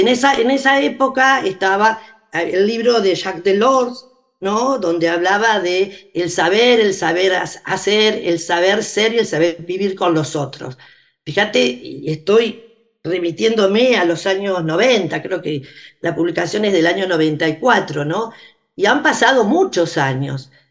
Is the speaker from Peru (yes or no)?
no; Arrecifes, Buenos Aires Province, Argentina; en Arrecifes, de donde soy oriunda